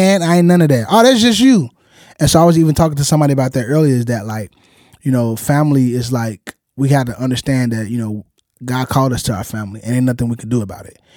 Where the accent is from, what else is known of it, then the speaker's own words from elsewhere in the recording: Chicago, Illinois, United States; growing up in Chicago